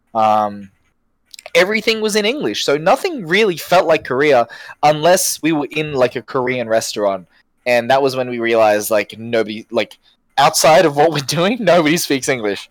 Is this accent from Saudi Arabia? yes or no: no; Brisbane, Queensland, Australia; I've born I've been born and raised in Brisbane my entire life.